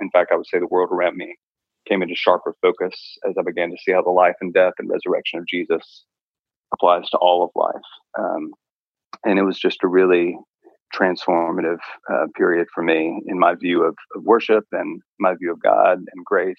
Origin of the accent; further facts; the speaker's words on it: Chile; So I grew up in Chile for a lot of my formative years.